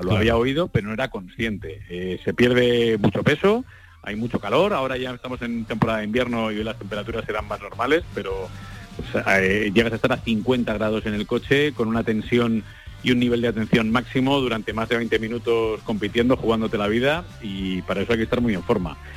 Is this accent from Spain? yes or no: yes; Madrid, Community of Madrid, Spain; aunque soy madrileño, mi abuelo era de Jerez de la Frontera